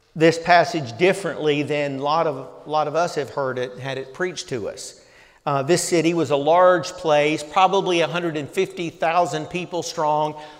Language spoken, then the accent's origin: English; the South, United States; growing up in the South